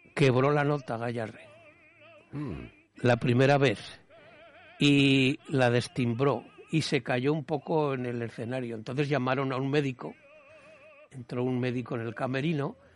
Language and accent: Spanish; Spain; los españoles